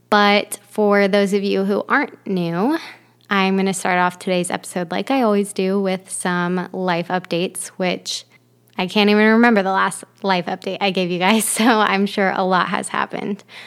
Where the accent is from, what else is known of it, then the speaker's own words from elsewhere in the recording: Ohio, United States; moved away as an adult; also born or lived in Florida; now in Michigan, United States; I am from Ohio originally, but I've moved around quite a bit. I lived in Florida for seven years after um, growing up in Ohio